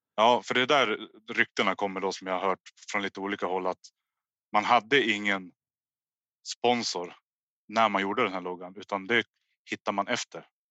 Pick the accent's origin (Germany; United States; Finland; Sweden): Sweden; Hörnefors, Västerbotten County; jag är uppvuxen i Hörnefors.